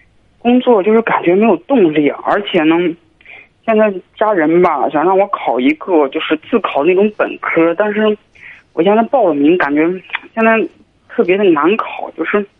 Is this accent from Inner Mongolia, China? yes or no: yes; Inner Mongolia, China; now in Beijing, China; 我是独生子，我是内蒙古的。